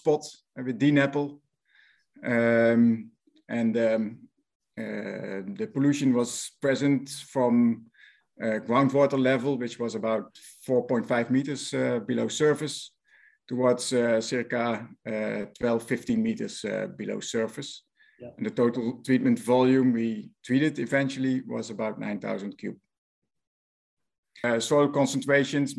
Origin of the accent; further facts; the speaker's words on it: Netherlands; accent: Dutch; English is a second language; my Dutch accent